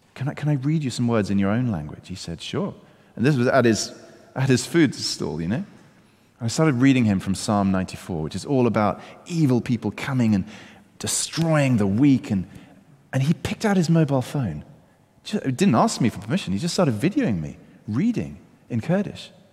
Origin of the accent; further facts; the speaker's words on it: United Kingdom; I'm British